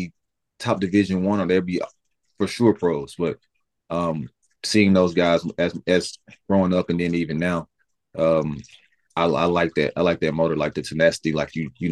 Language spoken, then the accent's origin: English; Alabama, United States; moved away as an adult; growing up in Alabama